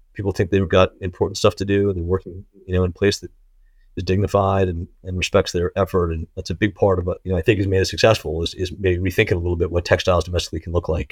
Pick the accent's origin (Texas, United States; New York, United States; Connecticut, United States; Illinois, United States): Connecticut, United States; I grew up in Connecticut